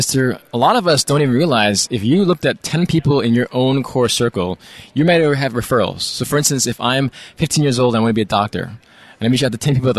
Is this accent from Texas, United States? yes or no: no; New York City, New York, United States; Born and raised in New York City